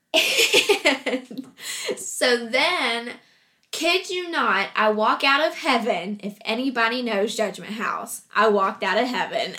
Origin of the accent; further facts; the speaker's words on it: Huntington, West Virginia, United States; I was born and raised in Huntington, West Virginia